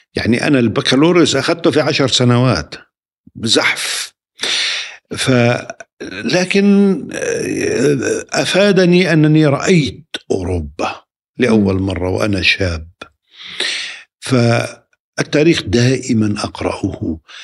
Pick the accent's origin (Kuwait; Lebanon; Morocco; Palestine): Palestine; Nablus, West Bank; now in Ramallah, Palestine; تقع مدينة نابلس بين جبلين